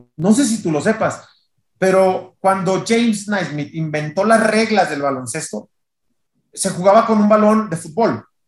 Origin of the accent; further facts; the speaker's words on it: Tijuana, Baja California, Mexico; moved away as an adult; also born or lived in Culiacán, Sinaloa / Monterrey; now in Mexico City, Mexico; yo soy de Tijuana, nací en Culiacán, Sinaloa, pero me fui muy chiquito, soy de Tijuana, pero me había mudado a Monterrey, ya tenía en Monterrey casi 11 años viviendo.